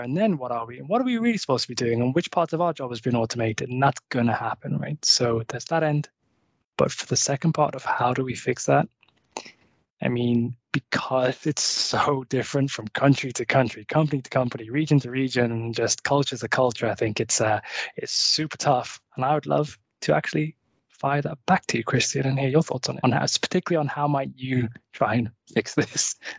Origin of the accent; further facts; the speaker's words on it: just outside Liverpool, North West England, United Kingdom; now in Malmö, Sweden; I'm a Brit. I actually grew up just outside Liverpool in England. Uh, I now live in Malmö